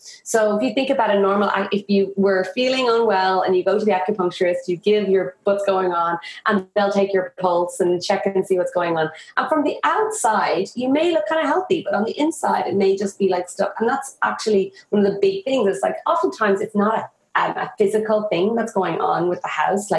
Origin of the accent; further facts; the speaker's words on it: Ireland; moved away as an adult; also born or lived in India; I moved back to my hometown, or I moved back to Ireland